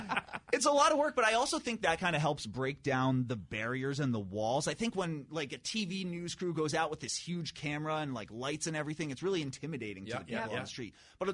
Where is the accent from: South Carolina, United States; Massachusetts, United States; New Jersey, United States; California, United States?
Massachusetts, United States; Acton; I grew up right next door in Acton.